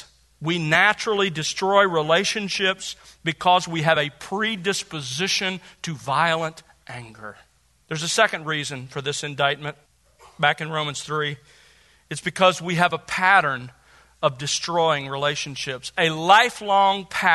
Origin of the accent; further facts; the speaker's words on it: Gulf Coast, United States; I grew up on the Gulf Coast